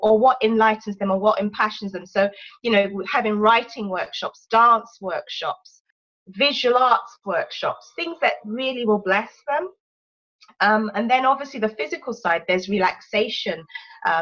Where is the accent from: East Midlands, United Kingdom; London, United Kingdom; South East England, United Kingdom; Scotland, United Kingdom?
London, United Kingdom; accent: English; moved away as an adult; My parents are Nigerian. But I was born in London and brought up most of my life in London.